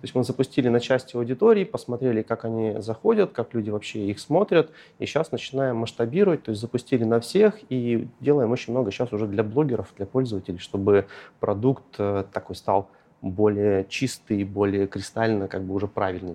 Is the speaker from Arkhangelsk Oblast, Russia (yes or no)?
yes; Shiroky Priluk, Arkhangelsk Oblast, Russia; moved away as an adult; also born or lived in Saint Petersburg; я родом из Архангельской области, небольшого лесного рабочего поселка Широкий Прилук